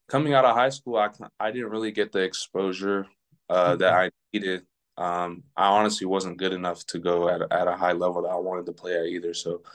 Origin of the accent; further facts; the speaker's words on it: San Diego, California, United States; moved away; also born or lived in Portland, Oregon; Growing up in San Diego